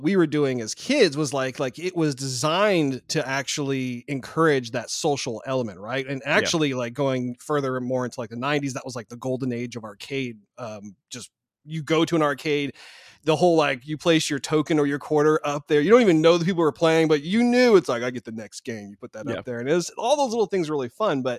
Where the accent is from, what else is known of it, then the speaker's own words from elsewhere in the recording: Bay Area, California, United States; I grew up in the Bay Area